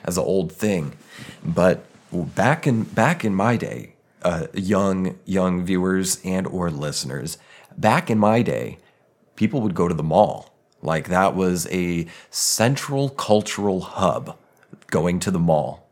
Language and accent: English; Denver, Colorado, United States; I grew up in Denver.